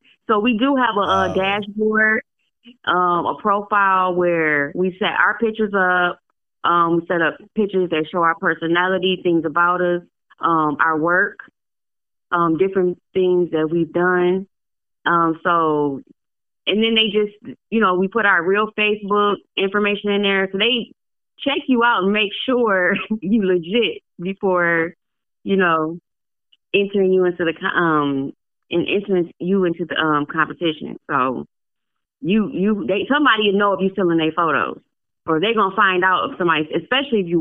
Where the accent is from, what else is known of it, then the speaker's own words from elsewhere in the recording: Detroit, Michigan, United States; now in Tennessee, United States; I'm originally from Detroit, Michigan